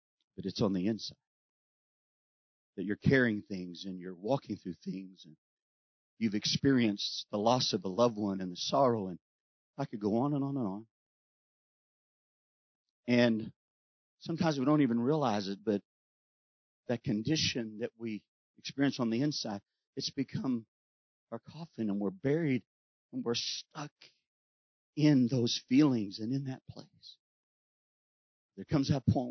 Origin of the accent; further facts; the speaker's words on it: Texas, United States; I'm from Texas, and we don't know how to not be quiet in Texas